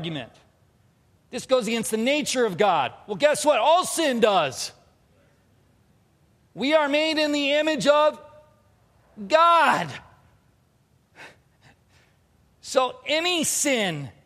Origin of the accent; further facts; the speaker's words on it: Southern California, United States; I grew up in Southern California